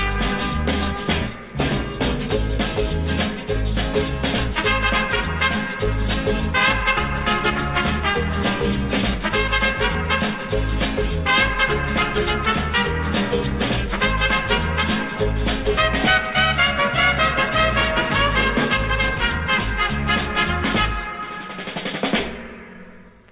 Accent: Arizona, United States; when I was a kid growing up in Arizona

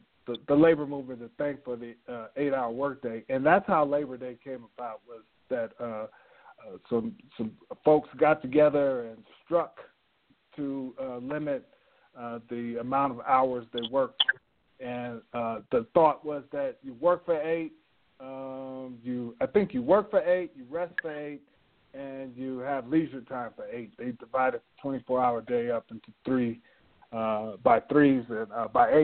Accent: Denver, Colorado, United States; moved away as an adult; also born or lived in Washington, D.C.; I grew up in Denver

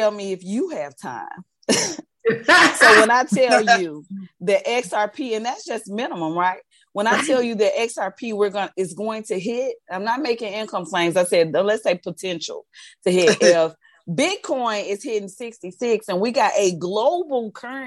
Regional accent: Arkansas, United States; I was from Arkansas

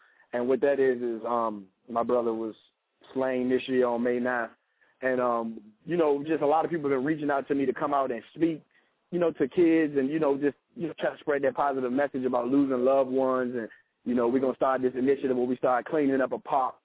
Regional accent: Petersburg, Virginia, United States; I'm from Petersburg, and I was raised in about every rough part of town that was there

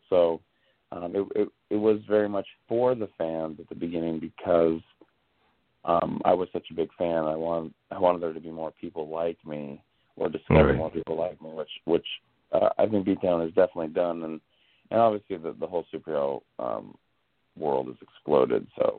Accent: Hawaii, United States; me and Tonto, I really connected because we're both Hawaiian.

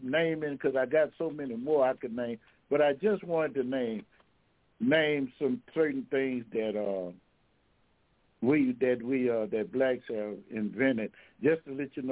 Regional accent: Louisiana, United States; I'm from Louisiana now

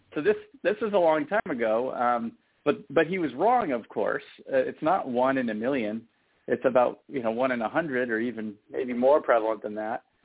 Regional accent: San Francisco Bay Area, California, United States; I am from the San Francisco Bay Area

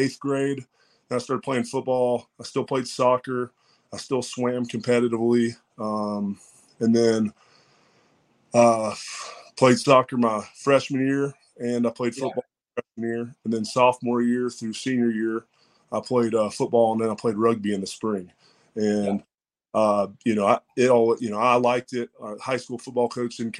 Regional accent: Strawberry Plains, Tennessee, United States; I'm from Strawberry Plains, Tennessee, about 20 minutes outside from east of Knoxville. Grew up in a pretty small community

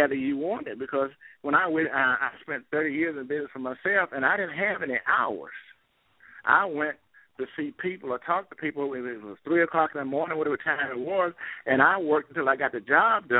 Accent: Greensboro, North Carolina, United States; growing up in Greensboro and having to sit upstairs at Carolina Theater

